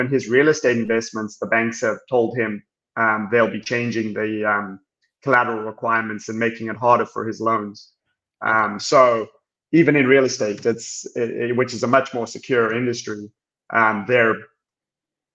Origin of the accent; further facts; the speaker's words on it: South Africa; moved away as an adult; now in Houston, United States; I'm South African, born and raised, and then I came here for college